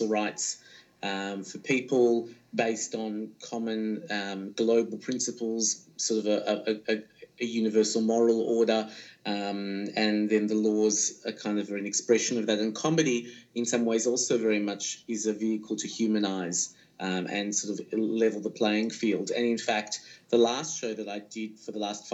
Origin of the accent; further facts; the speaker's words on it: Australia; now in Israel; as an Australian